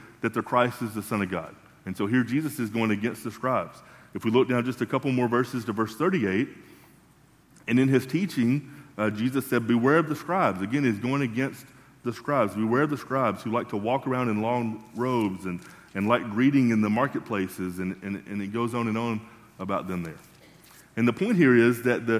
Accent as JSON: {"language": "English", "region": "Tennessee", "country": "United States", "tie": "born or raised there", "moved": "yes", "lives_now": "Kentucky, United States", "said": "growing up in Tennessee"}